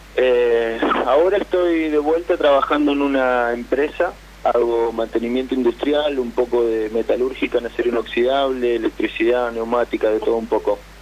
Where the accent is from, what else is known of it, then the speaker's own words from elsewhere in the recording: Santo Tomé, Santa Fe, Argentina; De Santo Tomé, Santa Fe